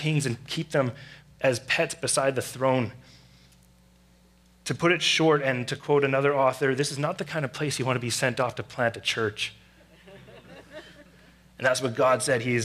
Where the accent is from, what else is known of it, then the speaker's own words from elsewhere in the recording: Surrey, British Columbia, Canada; I grew up in Surrey